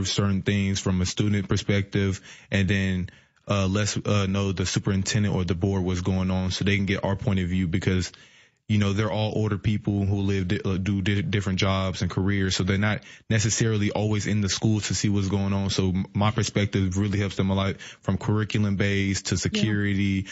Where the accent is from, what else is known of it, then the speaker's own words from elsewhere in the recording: Decatur, Illinois, United States; I grew up in Decatur my whole life.